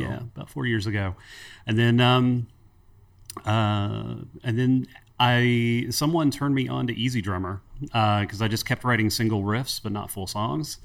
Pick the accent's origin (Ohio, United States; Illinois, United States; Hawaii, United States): Ohio, United States; Cincinnati; moved away as an adult; also born or lived in Northern Kentucky; now in Huntington, United States; I grew up in Cincinnati, Ohio. The wife and I moved, uh, to Huntington, West Virginia about fifteen, sixteen years ago